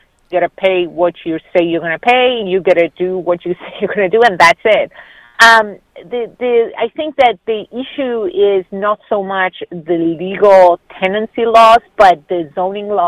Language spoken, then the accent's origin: English; Argentina; moved away as an adult; now in United States; where I grew up in Argentina, every neighborhood had a corner store